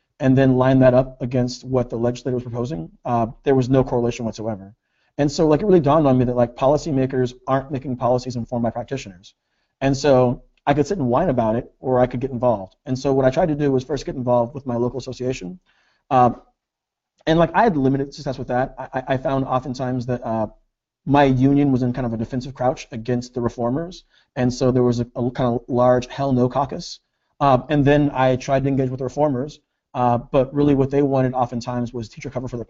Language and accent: English; Tacoma, Washington, United States; I was born and raised here in Tacoma, Washington, and I'm a product of the school district that I work